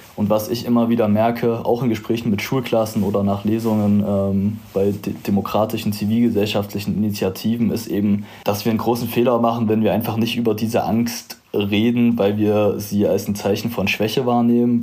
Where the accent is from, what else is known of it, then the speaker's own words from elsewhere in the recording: Zwickau, Saxony, Germany; also born or lived in Halle; meinem Heimatort Zwickau